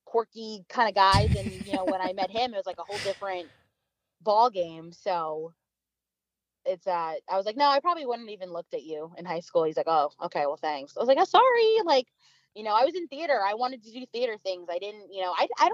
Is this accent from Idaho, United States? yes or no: no; Long Island, New York, United States; moved away; we're from Long Island, you know, in New York, and we literally grew up maybe 30, 40 minutes away from each other, in Long Island